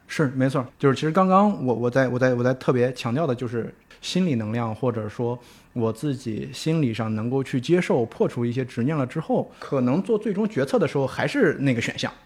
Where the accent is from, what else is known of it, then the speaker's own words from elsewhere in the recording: Shandong, China; 作为一个山东人啊